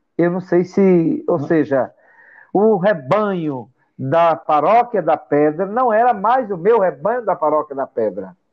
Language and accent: Portuguese; Brejo da Madre de Deus, Pernambuco, Brazil; also born or lived in Sertânia; quando eu nasci em Sertânia, em, em 1970, né? E aí, com um ano e sete meses, minha avó é, me levou né, para a cidade chamada Brejo da Madre de Deus, onde ela me criou